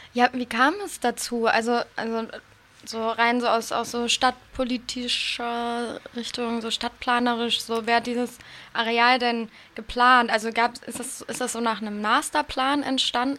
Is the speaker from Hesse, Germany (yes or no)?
no; Hamburg, Germany; now in Berlin, Germany; Ich komme ja ursprünglich aus Hamburg